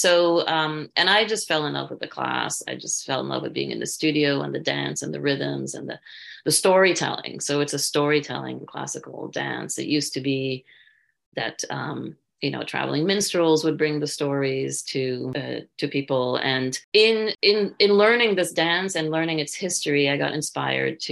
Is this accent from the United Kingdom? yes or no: no; France; moved away; I'm half Indian and I am half Jewish American, and I grew up in France